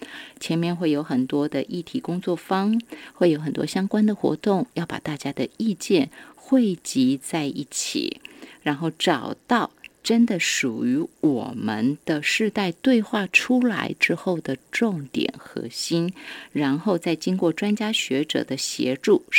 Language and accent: Chinese; Yilan County, Taiwan; 有关系，只要我们是宜兰人，好。